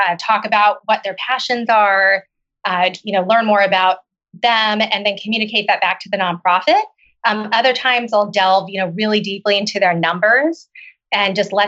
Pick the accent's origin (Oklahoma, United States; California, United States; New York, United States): Oklahoma, United States; moved away as an adult; also born or lived in China / Seattle; I grew up in Oklahoma.